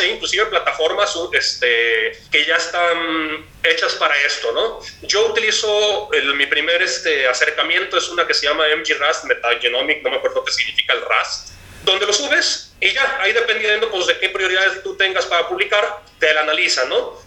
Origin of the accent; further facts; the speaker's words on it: Jalisco, Mexico; yo soy de Jalisco